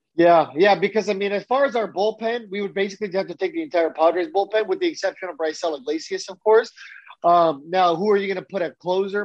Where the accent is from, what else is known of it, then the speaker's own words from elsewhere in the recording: San Diego, California, United States; I grew up in San Diego. I lived there for 20 years.